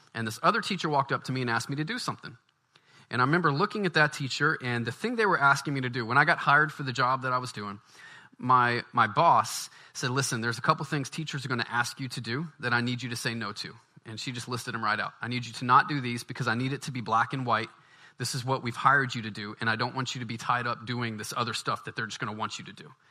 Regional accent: Baton Rouge, Louisiana, United States; moved away; I'm from the South. I grew up in Baton Rouge

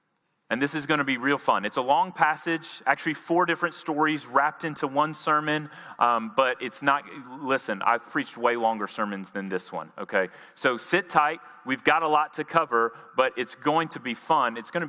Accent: Jackson, Tennessee, United States; moved away; I'm from Jackson, Tennessee. I spent 18 years of my life there.

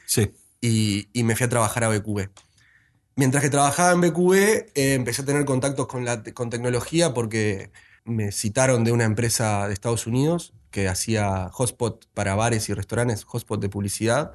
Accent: Montevideo, Uruguay; como montevideano

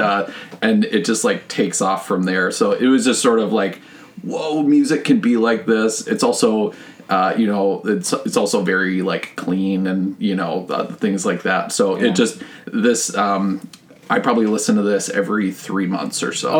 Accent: Richfield, Minnesota, United States; I actually grew up in Richfield, like a mile oh. from our current house

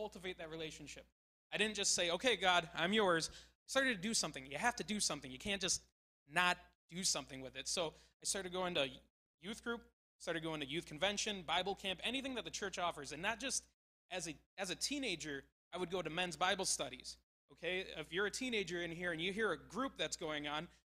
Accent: La Crosse, Wisconsin, United States; moved away; I grew up in La Crosse

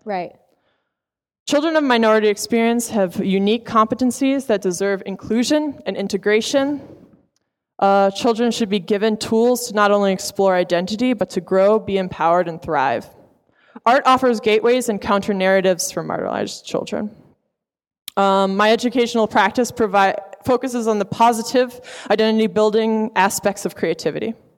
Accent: Providence, Rhode Island, United States; We're both from Providence

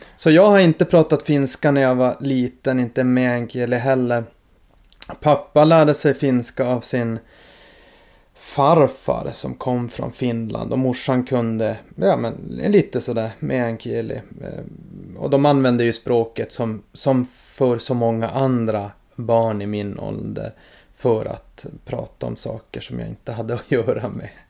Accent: Norrbotten County, Sweden; also born or lived in Malmfälten

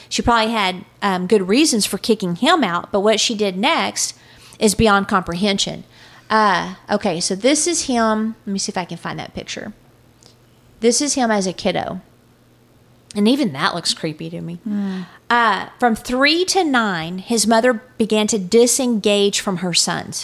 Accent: Texas, United States

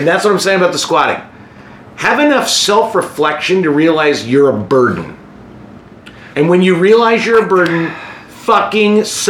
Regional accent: United States; moved away as an adult; also born or lived in Kansas / Arkansas / Chicago; I'm from Kansas and Arkansas. I've never been in the city.

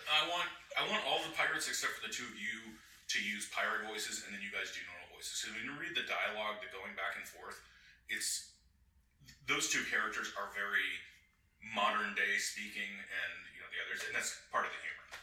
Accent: Olympia, Washington, United States; I grew up in Olympia, Washington

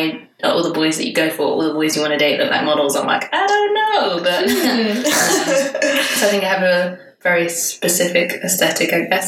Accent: London, United Kingdom; moved away as an adult; now in Copenhagen, Denmark; So I am 26. I am as single as you can possibly get. And I currently live in Copenhagen, but as you can probably tell from my accent, I'm from London.

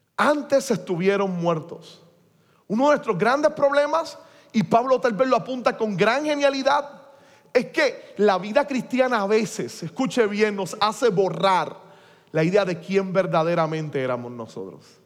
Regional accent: Puerto Rico; seguimos siendo iguales los puertorriqueños

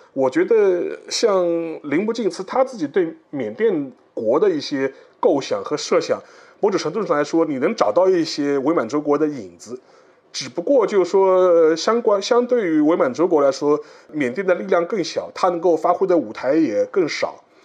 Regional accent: China; 我们中国人

